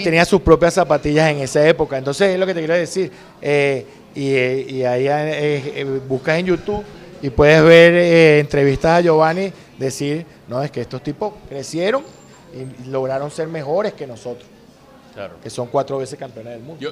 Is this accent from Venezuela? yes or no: yes; Venezuela; also born or lived in Panama; soy el primer venezolano en dirigir una selección en el extranjero